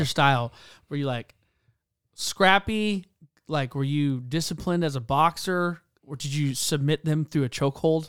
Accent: South Carolina, United States; I grew up in South Carolina

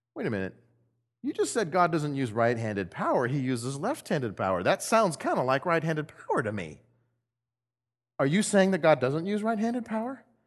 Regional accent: Texas, United States; now in Missouri, United States; I'm from Texas and we don't have trees

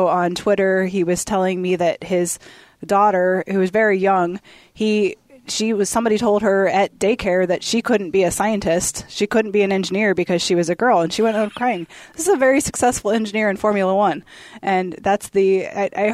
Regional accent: Akron, Ohio, United States; Akron, Ohio. So rubber capital

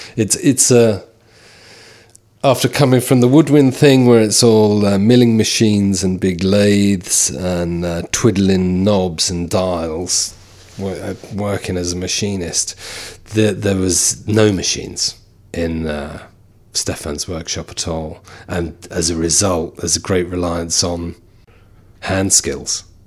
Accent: London, United Kingdom; now in County Carlow, Ireland; we all were born and bred in London, of Irish parents

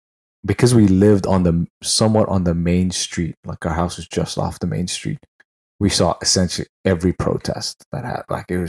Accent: Northeast India, India; I was like, yeah, I'm from India. And the, you know, it's like, what? But yeah, right. The northeastern part where I'm from, the majority of people look like me

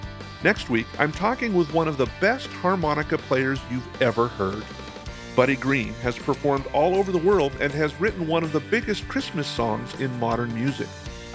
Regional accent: Bolivia; born there; I was born in Bolivia while my parents were missionaries in South America.

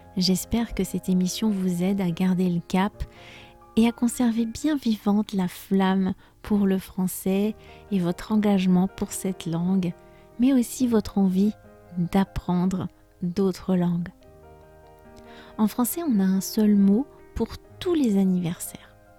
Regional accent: France; je suis française

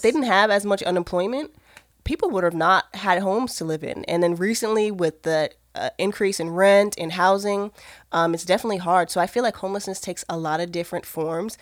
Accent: Maryland, United States; moved away; also born or lived in Georgia; I'm originally from Maryland

